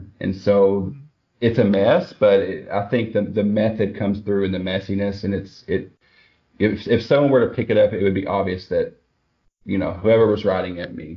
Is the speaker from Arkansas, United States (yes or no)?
yes; Swifton, Arkansas, United States; moved away as an adult; also born or lived in Newport, Arkansas / Tuckerman, Arkansas / Jonesboro, Arkansas; now in Texas, United States; Jackson County is where I'm from